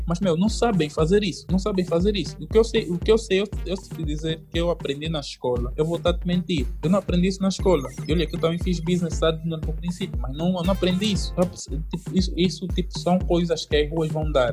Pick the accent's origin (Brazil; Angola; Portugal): Angola; Luanda, Luanda Province; Eu nasci e cresci em Luanda. Eu sou daqui